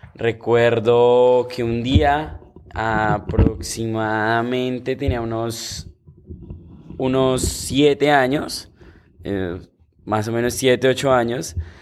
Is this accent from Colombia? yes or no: yes; Bogotá, Colombia; moved away; yo soy de Bogotá, Colombia